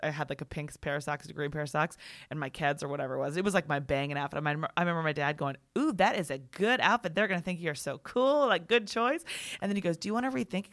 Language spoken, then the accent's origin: English; Virginia, United States; also born or lived in Maryland; in second grade, we moved from Maryland to Virginia